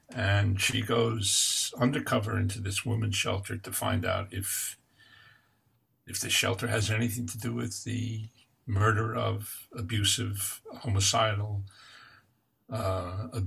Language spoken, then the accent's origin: English; Catskill Mountains, New York, United States; growing up in the Catskill Mountains, which is where I'm from